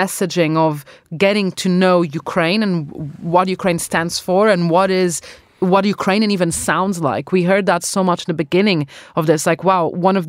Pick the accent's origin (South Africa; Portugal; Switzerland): Portugal; now in United Kingdom; I'm from Portugal